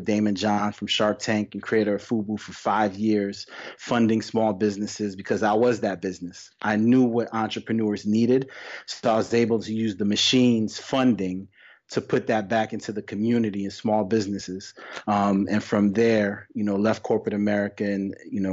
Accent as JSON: {"language": "English", "region": "New York", "country": "United States", "tie": "born or raised there", "said": "born and raised in New York"}